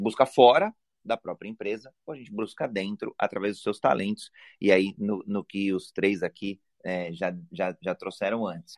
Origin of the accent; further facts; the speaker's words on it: Brazil; homem cis, brasileiro